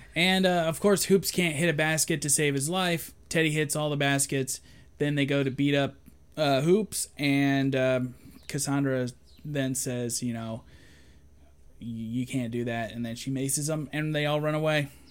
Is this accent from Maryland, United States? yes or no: no; Shelby, Ohio, United States